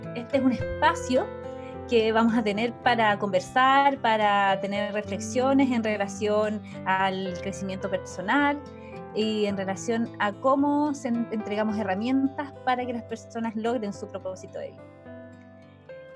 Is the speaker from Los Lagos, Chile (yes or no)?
yes; Osorno, Los Lagos, Chile; now in Santiago, Chile; también soy de provincia, soy de Osorno, del, del sur de Chile, y actualmente vivo en Santiago.